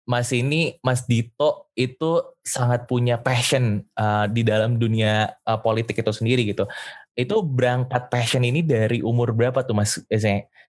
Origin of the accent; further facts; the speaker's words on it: Bogor, West Java, Indonesia; soalnya kan saya asalnya dari Bogor